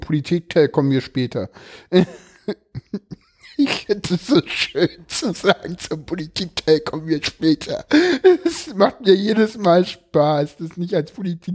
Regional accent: East Germany, Germany; ich komme aus dem Osten

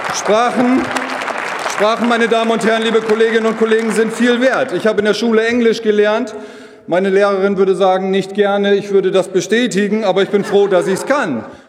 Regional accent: Low German-speaking area, Northern Germany, Germany; accent: Plattdeutsch; first language Low German; German is a second language; Meine Muttersprache ist Plattdeutsch

